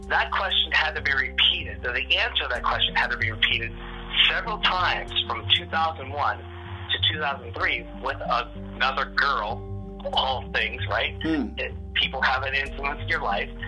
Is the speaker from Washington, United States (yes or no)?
yes; Seattle, Washington, United States; I, I'm, I'm, I'm, I'm one of the, I'm one of the, I'm one of what you call one of the last natives of this land.